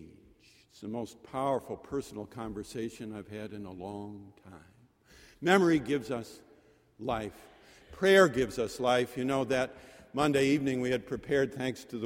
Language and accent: English; Syracuse, New York, United States; born or raised there; now in Boston, United States